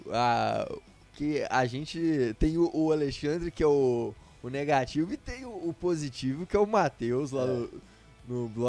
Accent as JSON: {"language": "Portuguese", "region": "Minas Gerais", "country": "Brazil", "accent": "mineiro", "said": "deixa meu, meu sotaque mineiro aqui, uai."}